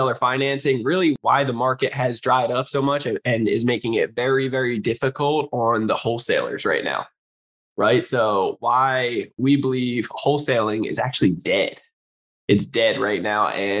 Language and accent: English; New Jersey, United States; we realized that we're both from New Jersey.